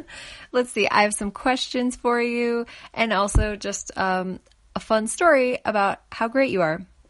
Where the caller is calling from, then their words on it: Colorado, United States; I'm calling from Colorado, which is right in the middle of the United States.